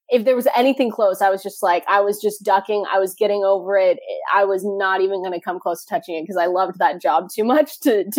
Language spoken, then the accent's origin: English; Seattle, Washington, United States; I'm from Seattle, just 15 minutes outside downtown and on the South End.